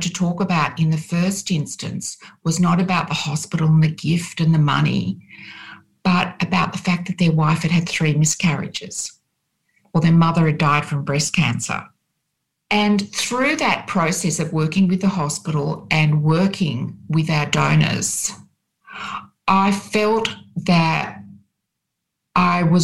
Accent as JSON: {"language": "English", "town": "Sydney", "region": "New South Wales", "country": "Australia", "tie": "born or raised there", "said": "I grew up in Sydney, on Sydney's North Shore"}